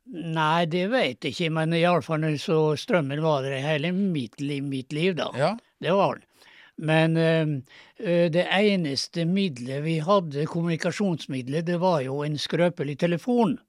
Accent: Kleive, Møre og Romsdal, Norway; born or raised there; also born or lived in Nesna

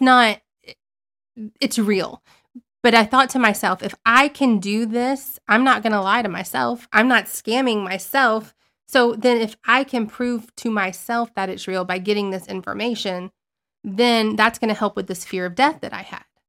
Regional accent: Southern Alabama, United States; I was raised in Southern Alabama

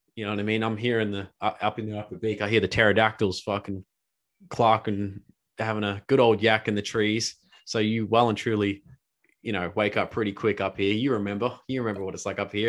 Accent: Australia; as an Aussie

